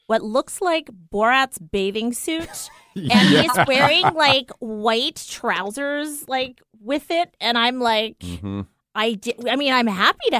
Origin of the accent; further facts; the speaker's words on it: East Coast, United States; moved away; I'm from the East Coast